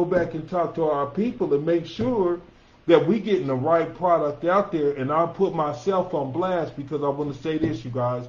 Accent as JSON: {"language": "English", "town": "Denver", "region": "Colorado", "country": "United States", "tie": "born or raised there"}